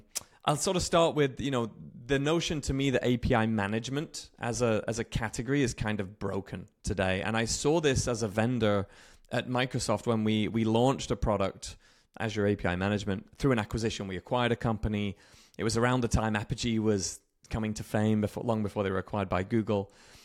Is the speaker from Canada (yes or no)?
no; United Kingdom; moved away as an adult; now in Redmond, United States; I'm British, if you can still hear the remnants in my accent, but live in the west coast of the US.